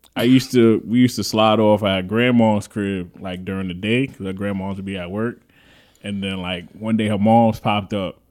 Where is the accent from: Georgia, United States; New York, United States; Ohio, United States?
New York, United States; New York City; I'm from the Bronx